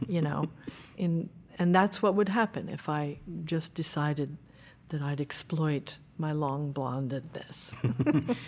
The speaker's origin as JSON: {"language": "English", "region": "New Jersey", "country": "United States", "tie": "born or raised there", "said": "I was born in New Jersey"}